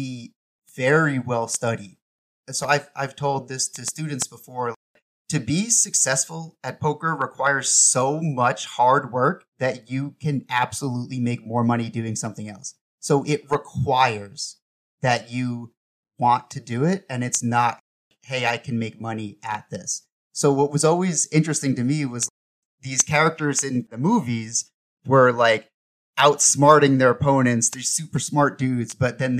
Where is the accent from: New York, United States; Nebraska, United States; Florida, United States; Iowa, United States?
New York, United States; moved away; also born or lived in Georgia; growing up in New York, there was a lot of home games with the high school buddies, and poker was already a common thing for Long Islanders